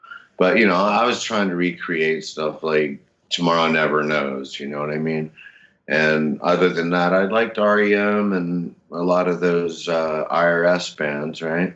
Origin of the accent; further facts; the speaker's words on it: Charleston, South Carolina, United States; moved away as an adult; also born or lived in New York / London; I grew up in Charleston, South Carolina, of all places